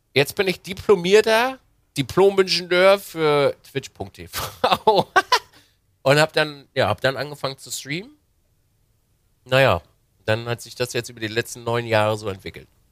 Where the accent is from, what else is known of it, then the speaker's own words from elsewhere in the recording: Binz, Mecklenburg-Vorpommern, Germany; also born or lived in Wismar; als kleiner Bub bin ich äh, an der Ostsee groß geworden, in Binz